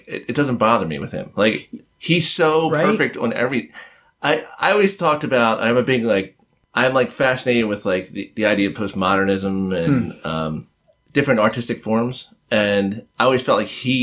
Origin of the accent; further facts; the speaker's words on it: Collingdale, Pennsylvania, United States; I grew up outside of Philadelphia, called Collingdale. It's a small suburb